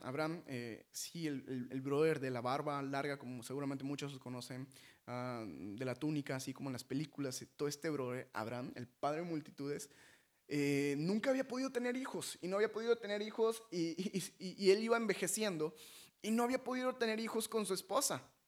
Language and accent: Spanish; Mexico; nosotros como mexicanos